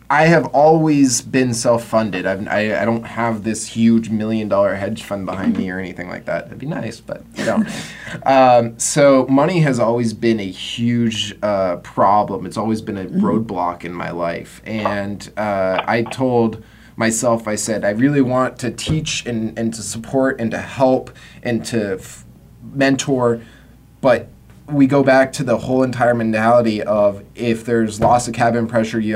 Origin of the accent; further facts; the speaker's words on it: United States; I'm American, big person in American business